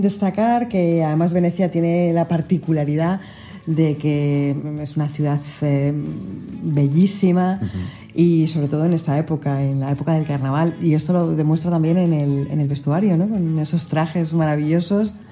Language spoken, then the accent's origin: Spanish; Spain; nosotros como españoles